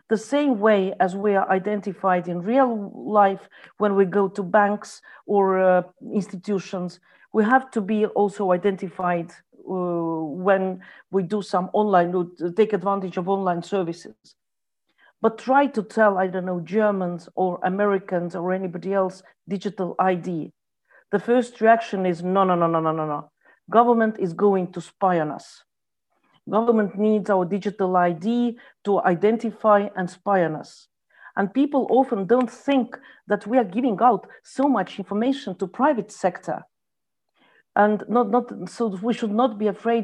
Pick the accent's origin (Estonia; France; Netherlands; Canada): Estonia; I come from Estonia.